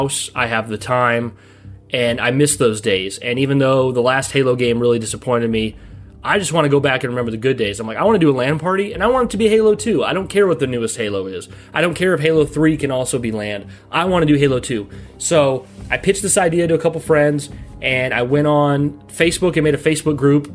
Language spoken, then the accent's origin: English; United States; moved away; I don't live there now, but we're from the Quad Cities in the Illinois, Iowa area